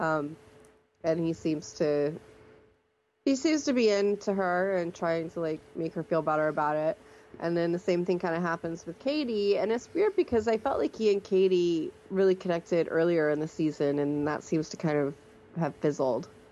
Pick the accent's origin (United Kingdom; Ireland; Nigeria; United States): United States; Alabama; we're from Alabama, so we know where Montevallo is